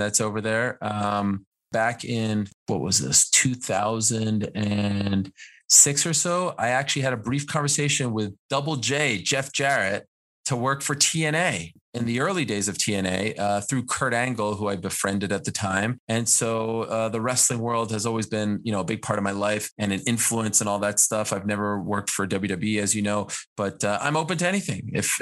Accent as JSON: {"language": "English", "town": "Montreal", "region": "Quebec", "country": "Canada", "tie": "born or raised there", "said": "when I was growing up in Montreal"}